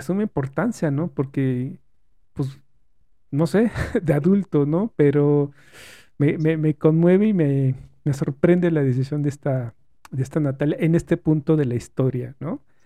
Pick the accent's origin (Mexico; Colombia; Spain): Mexico; como mexicano